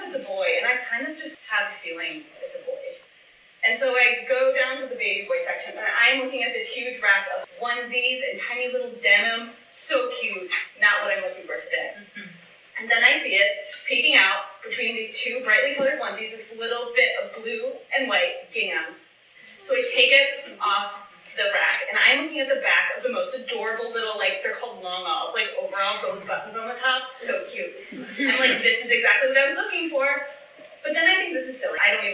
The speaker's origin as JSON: {"language": "English", "town": "Chicago", "region": "Illinois", "country": "United States", "tie": "born or raised there", "also_born_or_lived": "Austin, Texas", "moved": "as an adult", "said": "my hometown"}